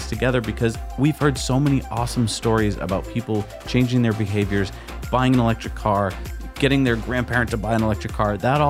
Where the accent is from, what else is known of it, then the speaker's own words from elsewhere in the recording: New England, United States; also born or lived in California; we grew up in New England, where I think we take trees for granted.